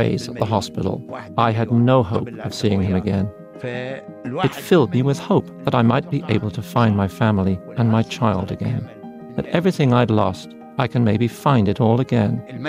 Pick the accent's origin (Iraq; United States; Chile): Iraq; moved away; I'm not actually Iranian, and Farsi isn't my mother tongue.